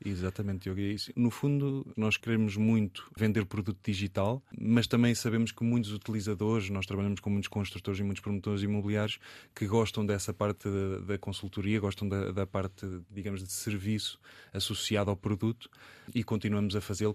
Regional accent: Coimbra, Centro, Portugal; foi muito bom viver e estar em Coimbra. Desde, eh, nasci em Coimbra

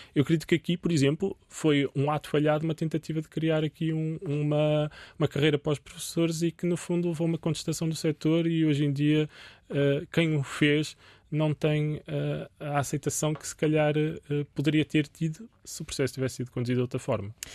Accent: Portugal

